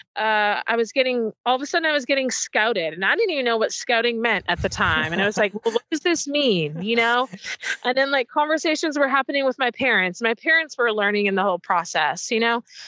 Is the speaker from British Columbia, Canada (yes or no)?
yes; Port Coquitlam, British Columbia, Canada; also born or lived in Burnaby; I was born in Burnaby. Um, grew up in Port Coquitlam